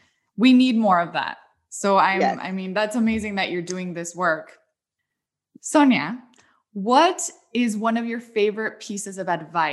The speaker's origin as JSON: {"language": "English", "country": "Mexico", "said": "I'm from Mexico, so we say que padre."}